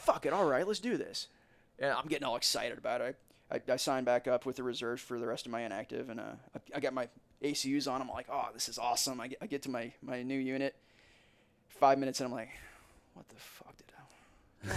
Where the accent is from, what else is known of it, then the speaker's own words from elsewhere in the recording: Warrenton, United States; this is my hometown.